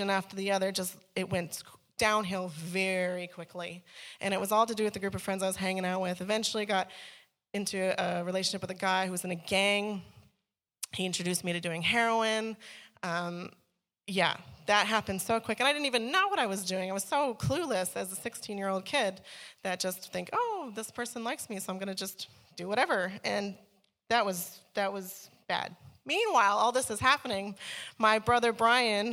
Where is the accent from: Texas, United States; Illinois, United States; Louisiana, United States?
Illinois, United States; Chicago; now in Australia; I grew up in Chicago